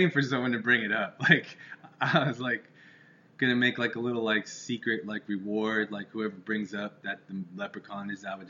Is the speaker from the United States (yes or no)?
yes; Yuma, Arizona, United States; I always say Phoenix, Arizona, because nobody knows where Yuma, Arizona is.